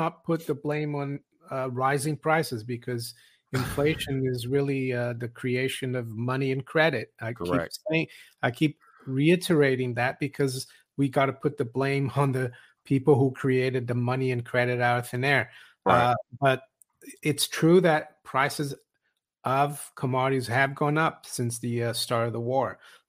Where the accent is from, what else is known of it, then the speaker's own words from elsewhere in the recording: Switzerland; moved away as an adult; I was surprised when I moved here in my 20s, 30 years ago. I was from Switzerland. In Switzerland, back then it was different.